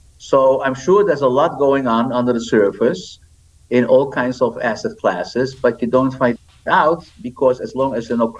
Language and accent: English; Netherlands; moved away; I am from the Netherlands